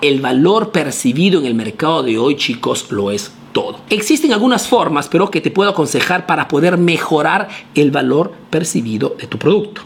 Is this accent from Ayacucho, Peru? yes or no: yes; Ayacucho, Peru; soy de Ayacucho, Perú